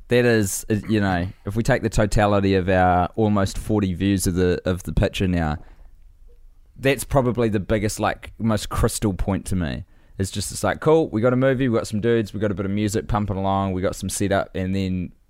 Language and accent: English; Astoria, Oregon, United States; now in Oakland, United States; I live in Oakland, the Auckland of California, no doubt, but my hometown is Astoria, Oregon, a rather random filming location for children's films from the 80s and 90s